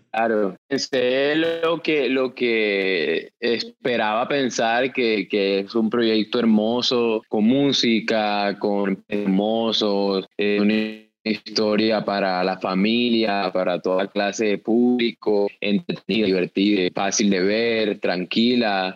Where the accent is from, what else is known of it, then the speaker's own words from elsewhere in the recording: Colombia; así somos los colombianos